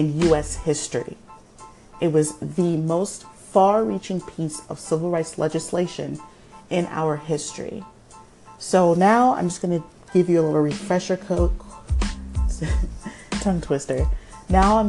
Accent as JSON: {"language": "English", "country": "United States", "tie": "born or raised there", "said": "we have parents who are from another country, but we were raised in America"}